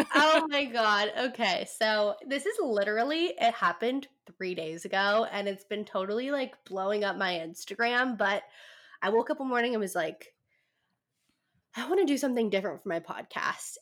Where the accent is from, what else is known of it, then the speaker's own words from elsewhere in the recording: California, United States; now in San Diego, United States; I'm from California, kind of in the middle of nowhere, but I've lived in San Diego for the past ooh four years. So I've I've moved out when I was 17